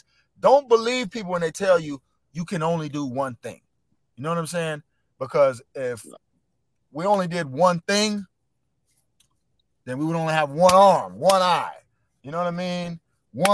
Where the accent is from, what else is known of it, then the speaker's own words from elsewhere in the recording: Orlando, Florida, United States; also born or lived in Jacksonville, Florida; I grew up in Orlando, you know what I'm saying? Castleberry, Altamont